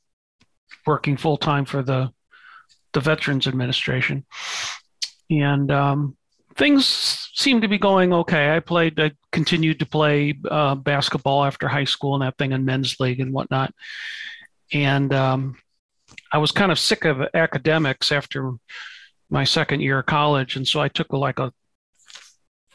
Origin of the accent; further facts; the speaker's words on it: St. Louis, Missouri, United States; I grew up in St. Louis, Missouri